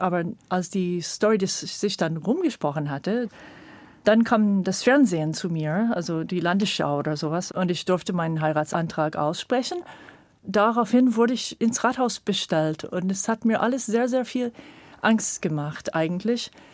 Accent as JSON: {"language": "German", "region": "California", "country": "United States", "tie": "born or raised there", "second_language": "German", "moved": "as an adult", "lives_now": "Germany", "said": "ich bin in Kalifornien geboren und habe sehr früh diese Mammutbäume in Kalifornien und so als kleines Kind schon erlebt"}